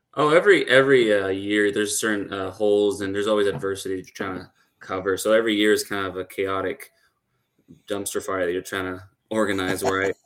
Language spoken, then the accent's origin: English; Puerto Rico; moved away; I'm actually from Puerto Rico